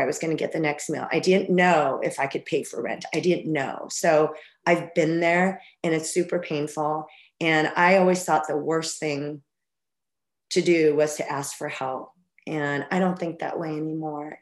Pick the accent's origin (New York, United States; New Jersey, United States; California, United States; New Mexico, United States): New Mexico, United States; Albuquerque; moved away as an adult; also born or lived in Arizona; I grew up in Albuquerque, New Mexico.